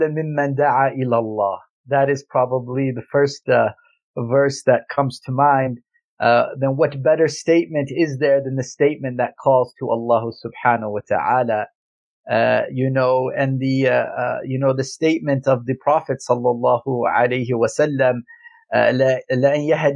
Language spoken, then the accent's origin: English; Calgary, Alberta, Canada; I am a true Calgarian. What does that mean? I mean, I was born and raised in Calgary, Alberta